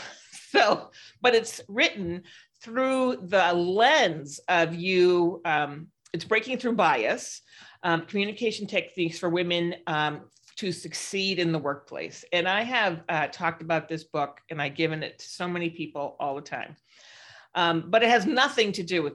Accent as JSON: {"language": "English", "town": "San Francisco", "region": "California", "country": "United States", "said": "I'm from San Francisco."}